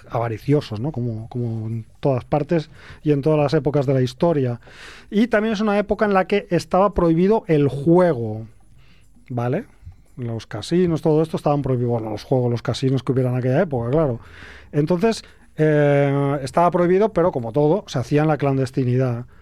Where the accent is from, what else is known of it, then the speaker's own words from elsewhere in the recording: Castejón del Puente, Aragon, Spain; Mi pueblo está en el límite de dos comarcas, que es la del Somontano y, la del Cinca Medio.